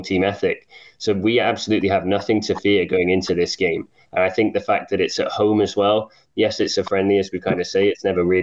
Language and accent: English; England, United Kingdom; accent: English; I grew up in England, but with Scottish parents